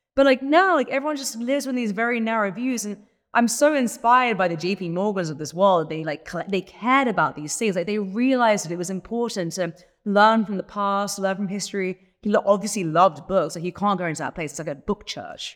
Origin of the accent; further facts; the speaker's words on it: England, United Kingdom; I'm English